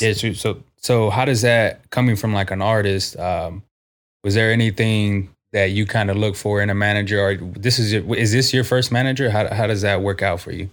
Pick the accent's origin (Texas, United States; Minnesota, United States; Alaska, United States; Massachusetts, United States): Texas, United States; San Antonio; also born or lived in Corpus Christi; been on the south side of San Antonio my whole life.